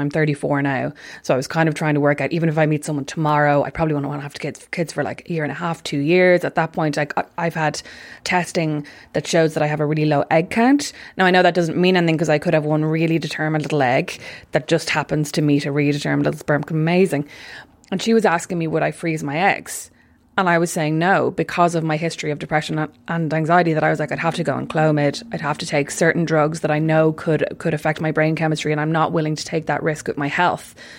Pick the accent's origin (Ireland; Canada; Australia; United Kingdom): Ireland; being Irish